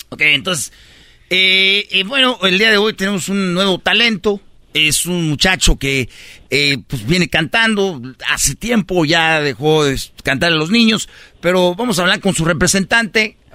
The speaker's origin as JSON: {"language": "Spanish", "town": "Jiquilpan", "region": "Michoacán", "country": "Mexico", "tie": "born or raised there", "said": "cerquita de mi pueblo, Jiquilpan."}